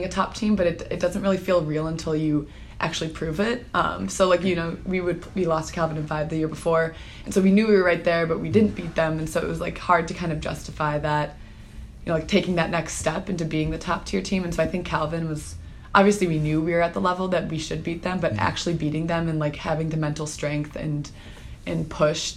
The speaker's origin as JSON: {"language": "English", "town": "Chicago", "region": "Illinois", "country": "United States", "said": "I'm from Chicago, the southwest suburbs"}